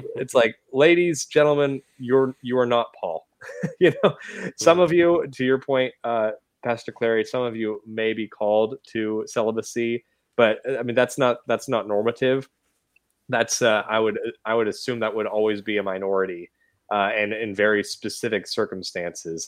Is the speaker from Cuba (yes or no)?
no; Washington, United States; moved away as an adult; now in the South, United States; I grew up in Washington State